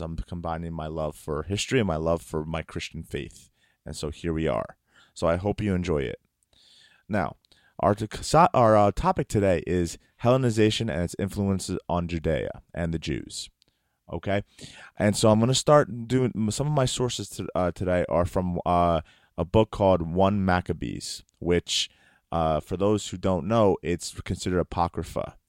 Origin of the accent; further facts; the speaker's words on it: United States; I am Greek American. My seed is Greek, but I was born in America.